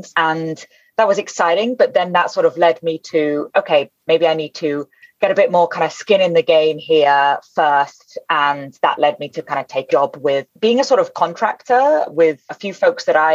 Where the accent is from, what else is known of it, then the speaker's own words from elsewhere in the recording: United Kingdom; we use it a lot in the UK